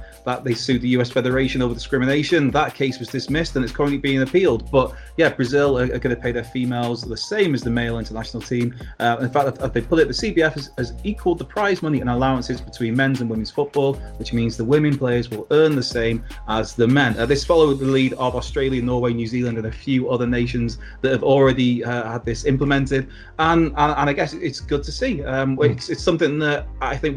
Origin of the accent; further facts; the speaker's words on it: Wales, United Kingdom; as a Welshman